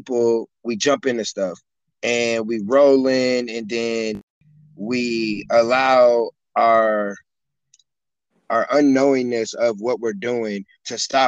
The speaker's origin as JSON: {"language": "English", "town": "Michigan City", "region": "Indiana", "country": "United States", "said": "I'm from Michigan City, Indiana, small town"}